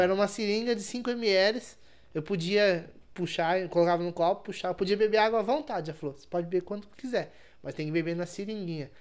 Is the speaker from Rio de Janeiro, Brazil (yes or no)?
no; interior of São Paulo, Brazil; Sou interior de São Paulo, né? São Paulo é capital.